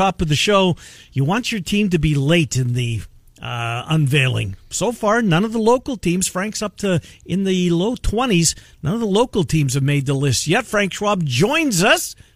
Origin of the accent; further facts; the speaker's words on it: Canada; as a Canadian